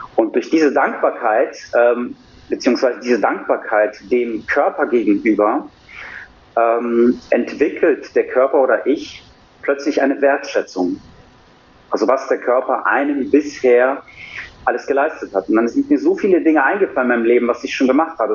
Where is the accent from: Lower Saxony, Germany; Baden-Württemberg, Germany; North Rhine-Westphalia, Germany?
North Rhine-Westphalia, Germany; Cologne; Ich bin 40, komme aus Köln